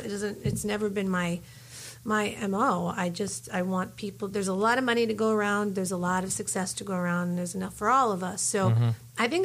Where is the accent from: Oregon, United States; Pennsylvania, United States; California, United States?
Pennsylvania, United States; Philadelphia; moved away as an adult; also born or lived in New York City, United States; now in Los Angeles, United States; I'm coming from Philly.